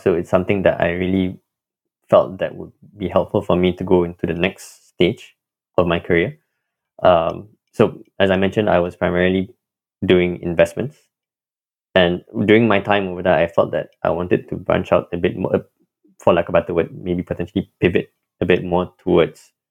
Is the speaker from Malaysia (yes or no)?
yes; Kuala Lumpur, Malaysia; moved away as an adult; now in Cambridge, United States; I'm originally from Kuala Lumpur, Malaysia